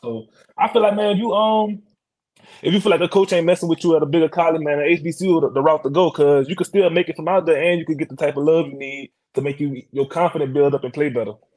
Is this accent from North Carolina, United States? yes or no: no; White Castle, Louisiana, United States; moved away; I'm from White Castle. I'm from Iberville Parish.